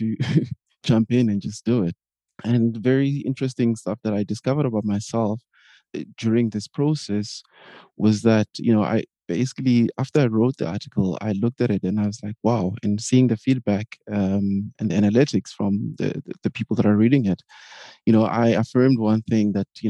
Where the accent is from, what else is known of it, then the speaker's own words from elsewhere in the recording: South Africa; now in Berlin, Germany; I am a South African living in Berlin, Germany